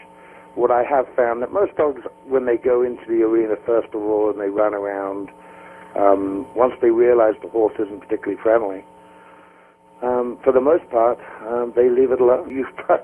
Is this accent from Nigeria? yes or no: no; Ireland; moved away as an adult; also born or lived in Australia / New Zealand / Spain / England; now in United States; I grew up in Ireland